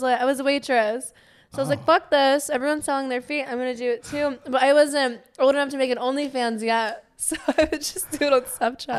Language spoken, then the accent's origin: English; Pittsburgh, Pennsylvania, United States; I'm from Pennsylvania